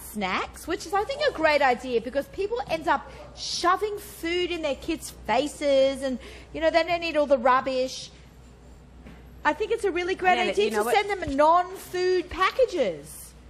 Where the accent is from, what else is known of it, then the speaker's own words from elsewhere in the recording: Sydney, New South Wales, Australia; moved away; I'm from Sydney